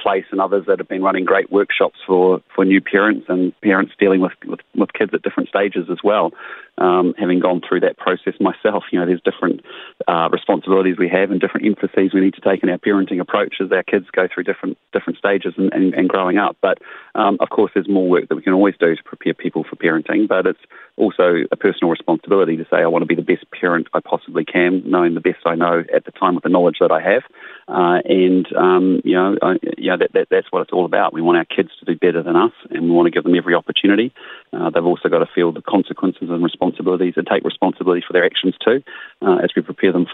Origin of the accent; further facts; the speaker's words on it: Christchurch, Canterbury, New Zealand; moved away; It's my hometown. I have family here.